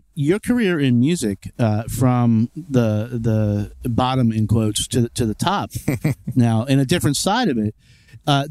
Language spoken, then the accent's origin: English; Lynchburg, Virginia, United States; I grew up in Lynchburg, Virginia